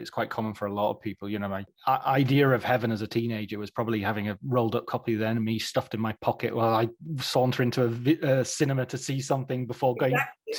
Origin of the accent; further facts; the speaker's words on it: Barrow-in-Furness, North West England, United Kingdom; I grew up in Barrow-in-Furness, and it was this very sort of, it's a peninsula, so there's no way in or out.